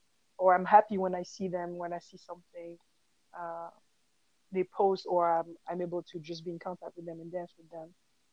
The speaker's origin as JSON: {"language": "English", "country": "Haiti", "said": "starting with the Haitian, because I'm from Haiti. So the Afro-Haitian dance, you know, the cultural dances from Haiti."}